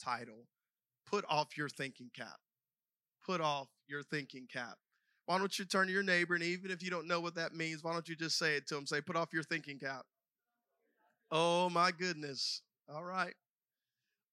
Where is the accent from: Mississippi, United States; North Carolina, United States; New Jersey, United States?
Mississippi, United States; South; accent: Southern; We are both from the South, and so there's probably a little bit of a Southern accent there. And I grew up in South Mississippi